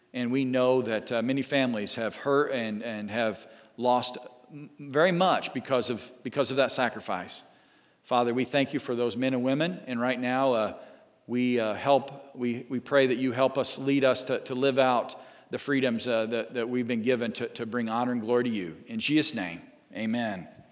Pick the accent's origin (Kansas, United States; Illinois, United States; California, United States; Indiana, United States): Indiana, United States; Southern; growing up in Southern Indiana